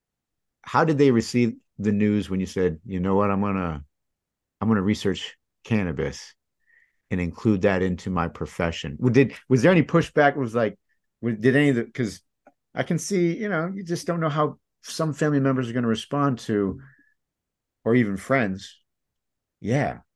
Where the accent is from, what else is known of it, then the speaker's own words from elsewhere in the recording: Michigan, United States; I grew up in Michigan.